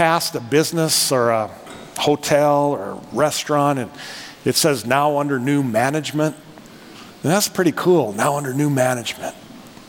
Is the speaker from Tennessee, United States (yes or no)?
no; North Dakota, United States; accent: North Dakota; moved away; I'm from North Dakota. Can you tell by my accent, North Dakota?